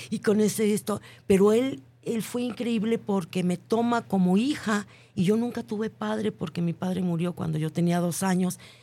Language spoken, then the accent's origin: Spanish; Mexico; que nosotros tenemos como mexicanos